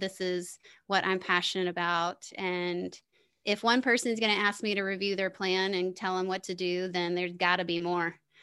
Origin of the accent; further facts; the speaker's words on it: the South, United States; moved away as an adult; also born or lived in Denver, Colorado; I grew up in the South